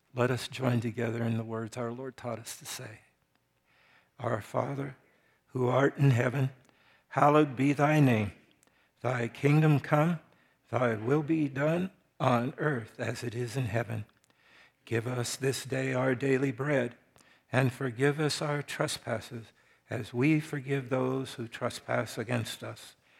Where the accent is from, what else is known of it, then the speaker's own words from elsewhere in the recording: United States; I'm from the United States of America